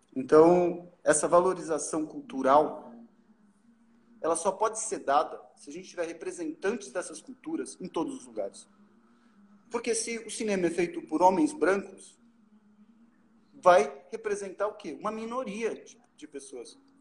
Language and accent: Portuguese; Brazil; eu sou brasileiro